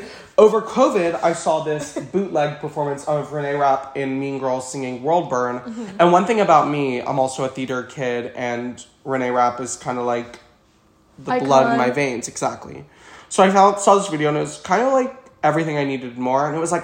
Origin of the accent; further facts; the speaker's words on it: New Orleans, Louisiana, United States; So I'm from New Orleans. I lived there my entire life. Went to the same school my entire life.